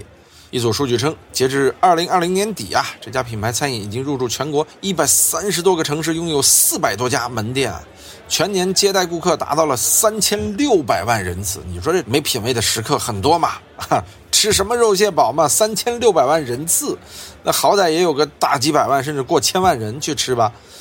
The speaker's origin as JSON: {"language": "Chinese", "region": "Sichuan", "country": "China", "said": "有人说四川的，我们四川人怎么就爱吃这些东西呢？就是四川啊，早年间啊，也是因为那会儿大家穷，在盆地里边。"}